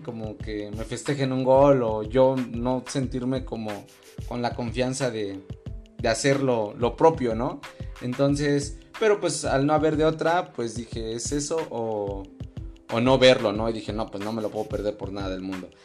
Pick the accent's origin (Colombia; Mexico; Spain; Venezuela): Mexico; yo no quiero ser español mm, y no quiero dejar de ser mexicano.